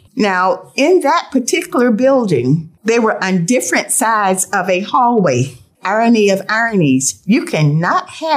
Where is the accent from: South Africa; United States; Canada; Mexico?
United States; Sarasota, Florida; I was born at Sarasota Memorial, the first in our family to be born for the great sum of $25.